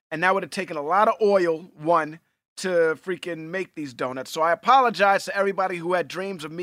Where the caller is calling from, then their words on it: Cleveland, Ohio, United States; Uh, Cleveland, Ohio.